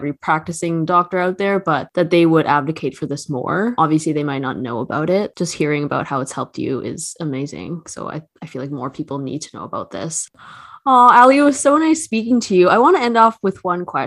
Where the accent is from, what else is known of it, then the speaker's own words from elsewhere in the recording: Toronto, Ontario, Canada; I'm from Toronto. There's no mountains here